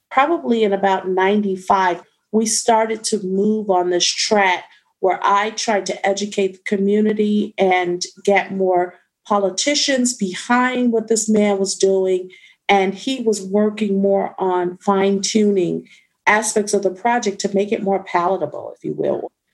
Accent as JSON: {"language": "English", "town": "Detroit", "region": "Michigan", "country": "United States", "tie": "born or raised there", "said": "I'm born and raised in Detroit, but I was born on the west side of Detroit"}